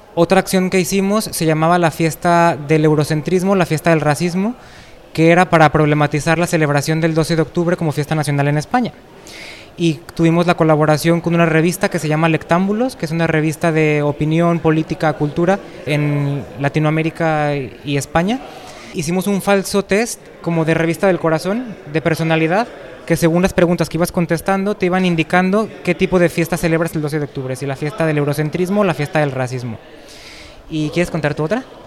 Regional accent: Lagos de Moreno, Jalisco, Mexico; moved away as an adult; also born or lived in Guadalajara, Mexico; now in Spain; Yo en México nací en Lagos de Moreno, que es una ciudad pequeña de 20.000 habitantes, aunque luego viví en Guadalajara muchos años

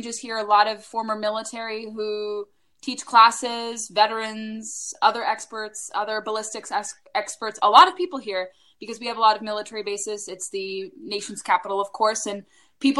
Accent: Orange County, Southern California, United States; now in Washington, D.C. metro area, United States; I'm primarily from Southern California, where I was born and raised

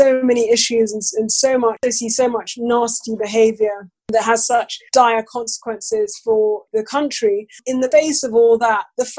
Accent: Nigeria; As a Black woman, as a Nigerian, those characteristics that I have more of an impact on how people treat me

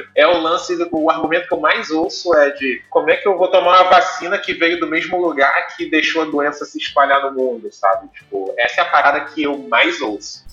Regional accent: São Paulo, Brazil; moved away; eu que sou paulista

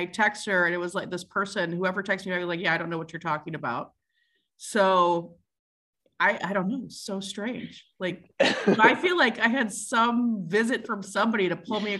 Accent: St. Louis, Missouri, United States; I'm from St. Louis.

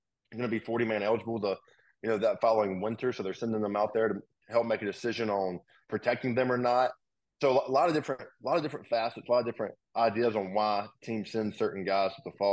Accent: Mobile, Alabama, United States; moved away as an adult; now in Nashville, United States; The road I grew up on, the house my mom grew up in is like 2 miles away from it

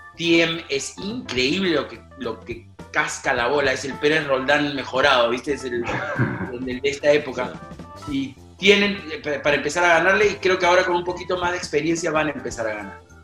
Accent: Peru

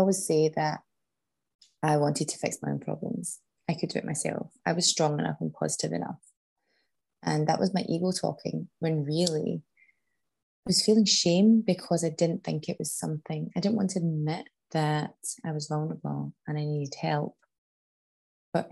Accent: Scotland, United Kingdom; moved away as an adult; also born or lived in Canada; back home to my hometown in Scotland

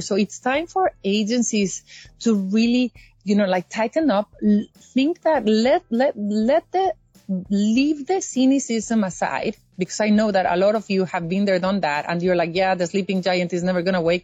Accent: Mexico; moved away as an adult; also born or lived in Europe; now in United States; I lived my entire life as a happy Mexican

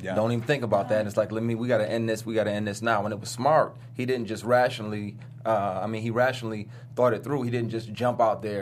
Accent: Flint, Michigan, United States; born or raised there; also born or lived in Detroit, Michigan

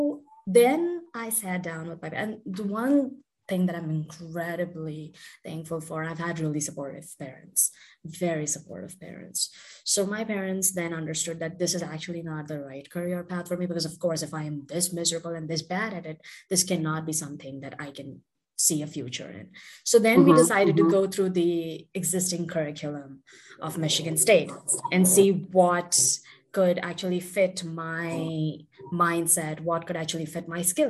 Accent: India; also born or lived in Southern India / New Delhi / United States; now in Bengaluru, India; I was born and raised in India, so I've completed my high school and everything here.

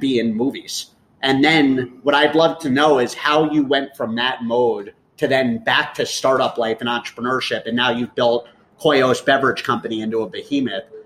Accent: New York, United States; moved away; I was born in New York

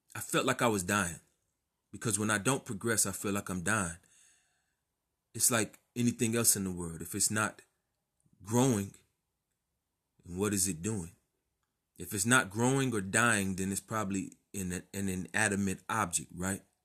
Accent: Texas, United States; I grew up in Texas

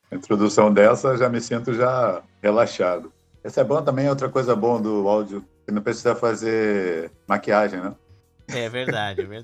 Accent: Rio de Janeiro, Brazil; É carioca, nascido no Rio de Janeiro. É nascido e criado no Rio de Janeiro. Você conhece o Rio, o pessoal que conhece o Rio, eu nasci em Botafogo, fui registrado na Tijuca e fui morar no subúrbio

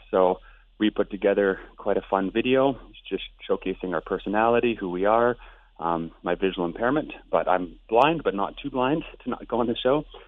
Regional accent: Lethbridge, Alberta, Canada; I'm from Lethbridge, Alberta

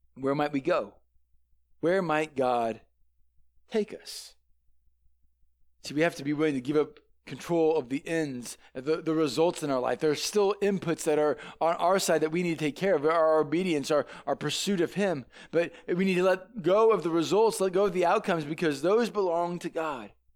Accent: St. Louis, Missouri, United States; I grew up in Saint Louis

